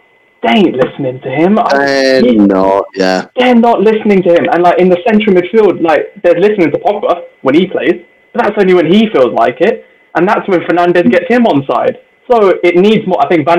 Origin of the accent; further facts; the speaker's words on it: India; I mean, I'm Indian. We like fair prices.